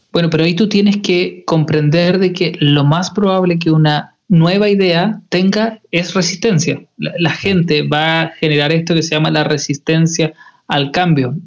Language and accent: Spanish; Chile; para nosotros como chilenos